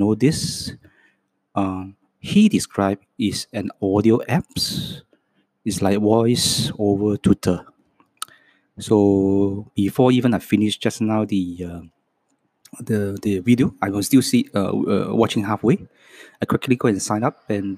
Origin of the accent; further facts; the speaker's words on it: Hong Kong; first language Cantonese; English is a second language; moved away as an adult; also born or lived in Townsville, Australia; I was born in Hong Kong. And my mother tongue's language is Cantonese. So my second language is English